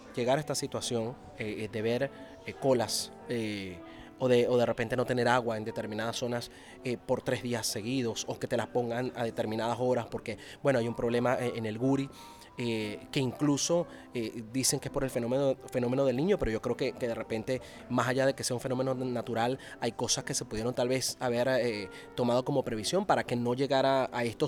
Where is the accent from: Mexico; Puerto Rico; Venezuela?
Venezuela; como periodista venezolano y, como venezolano en sí mismo, como, ciudadano de, ese país